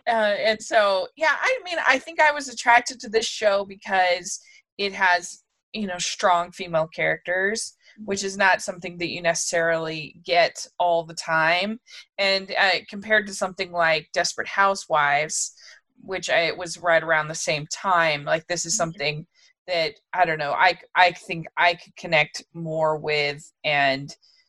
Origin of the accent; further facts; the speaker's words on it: Frederick County, Maryland, United States; I grew up right near Fort Detrick in Frederick County in Maryland